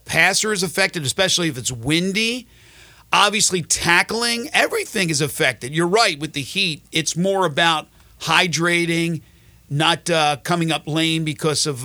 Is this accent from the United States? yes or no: yes; New Jersey, United States; now in Memphis, United States; as a kid growing up in South Jersey